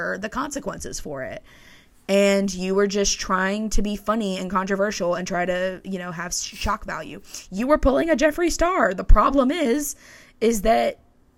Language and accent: English; Tennessee, United States; I'm from Tennessee. I know. I've lived in Tennessee my whole life.